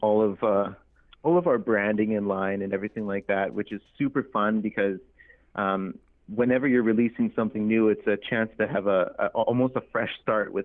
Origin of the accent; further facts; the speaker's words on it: Prince Albert, Saskatchewan, Canada; now in Edmonton, Canada; I'm a Métis individual from Treaty 6 territory. I was born in Prince Albert, Saskatchewan, and I now make my home in Edmonton, Alberta.